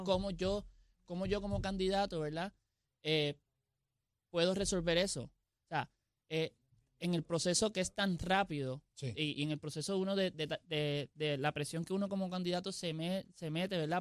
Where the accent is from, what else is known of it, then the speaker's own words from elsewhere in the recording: Jayuya, Puerto Rico; also born or lived in Mayagüez; soy de Jayuya